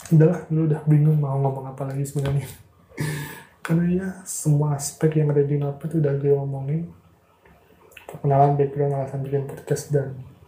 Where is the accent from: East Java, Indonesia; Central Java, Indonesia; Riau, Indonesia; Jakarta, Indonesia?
East Java, Indonesia; Madiun; moved away as an adult; now in Semarang, Indonesia; gue lahir di Madiun, jadi gue dikenal di Madiun